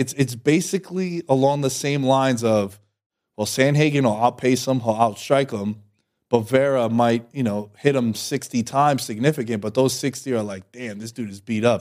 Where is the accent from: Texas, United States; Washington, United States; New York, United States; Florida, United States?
New York, United States; I'm from New York